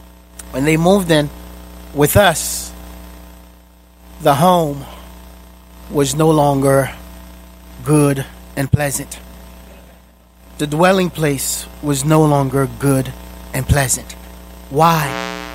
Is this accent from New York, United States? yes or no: no; Boston, Massachusetts, United States; I grew up in Boston, so I cheer for the Boston Celtics.